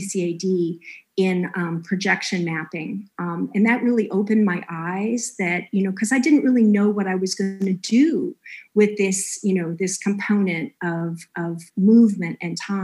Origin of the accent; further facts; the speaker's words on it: Los Angeles, California, United States; moved away; also born or lived in Ohio; I'm from Los Angeles, part of me had always had this thought that I was going to move back